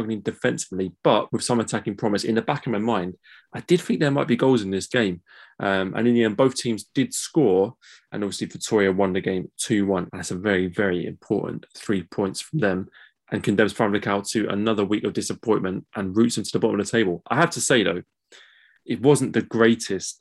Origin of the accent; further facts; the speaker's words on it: England, United Kingdom; as an English guy doing a Portuguese football podcast